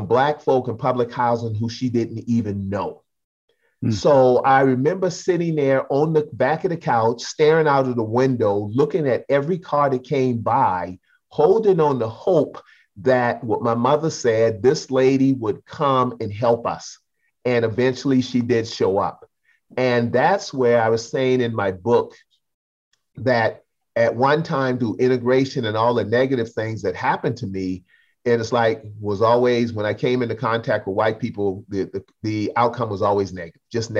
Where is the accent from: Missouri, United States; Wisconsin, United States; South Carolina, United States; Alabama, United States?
South Carolina, United States; Charleston; accent: Geechee; I'm from Geechee Gullah people in Charleston, South Carolina